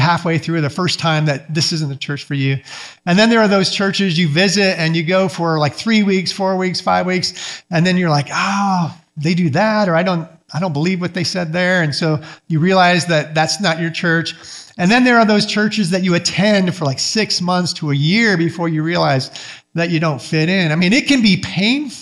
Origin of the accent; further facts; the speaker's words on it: Michigan, United States; moved away as an adult; I grew up Mennonite up in Michigan